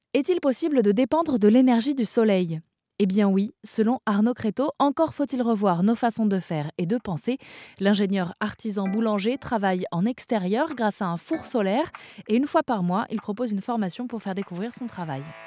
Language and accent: French; Benin; moved away; dans mon pays d'origine, qui est le Bénin